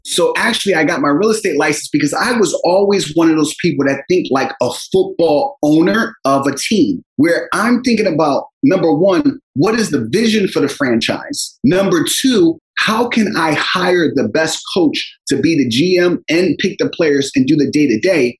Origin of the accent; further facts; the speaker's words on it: Philadelphia, Pennsylvania, United States; I grew up in Philadelphia with my six siblings and a single parent household